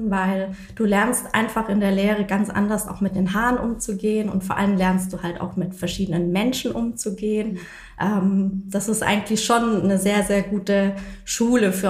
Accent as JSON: {"language": "German", "town": "Reutlingen", "region": "Baden-Württemberg", "country": "Germany", "said": "also ich komme aus Reutlingen und bin dann zurück"}